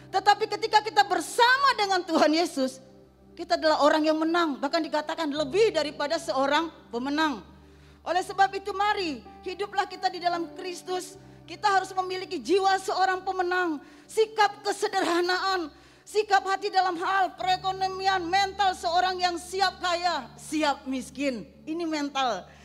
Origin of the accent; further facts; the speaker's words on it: Bali, Indonesia; saya berasal dari Bali. Orang tua, keluarga besar saya masih menganut agama Hindu.